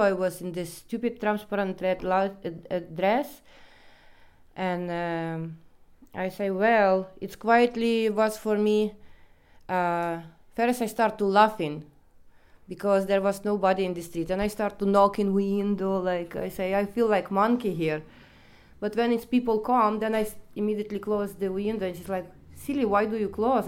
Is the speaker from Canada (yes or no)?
no; Ukraine; English is a second language; moved away as an adult; now in Netherlands; I come from Ukraine, but I'm not going to say exactly the place where I come from, but yeah, I come from Ukraine.